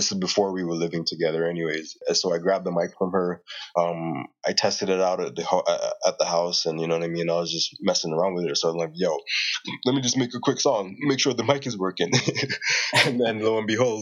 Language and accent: English; St. Lucia; moved away as an adult; also born or lived in Jamaica / Turks and Caicos; now in Calgary, Canada; I was born in Jamaica and I grew up in Turks and Caicos as well as in St. Lucia